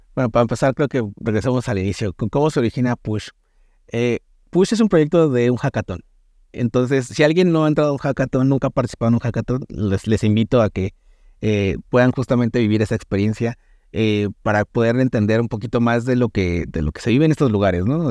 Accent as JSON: {"language": "Spanish", "country": "Mexico", "said": "soy el único mexicano que está dentro de esos, del equipo"}